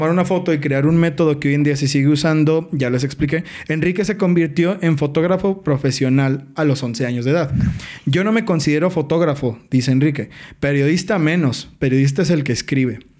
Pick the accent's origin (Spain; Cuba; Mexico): Mexico; Así de atrasados estamos como sociedad mexicana